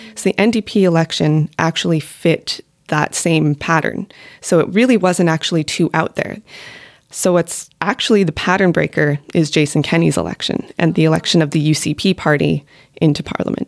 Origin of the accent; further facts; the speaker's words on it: Alberta, Canada; moved away; I'm from Alberta